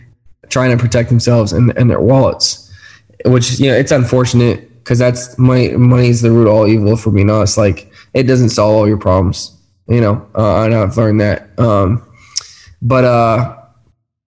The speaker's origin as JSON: {"language": "English", "region": "California", "country": "United States", "moved": "as an adult", "said": "I'm from California"}